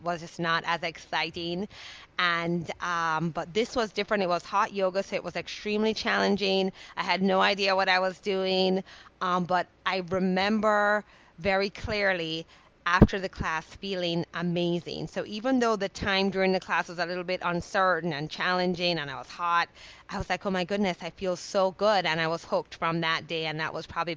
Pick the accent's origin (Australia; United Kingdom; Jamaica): Jamaica; moved away; I'm a island girl, I grew up in Jamaica